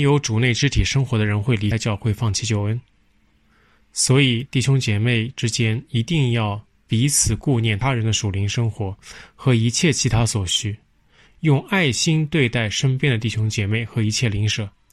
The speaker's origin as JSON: {"language": "Chinese", "country": "China", "said": "作为中国人"}